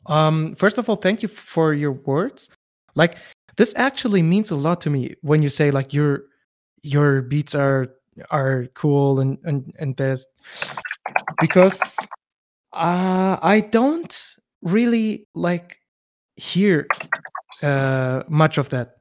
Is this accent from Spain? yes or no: no; West Germany, Germany; I'm from West Germany. I have Turkish roots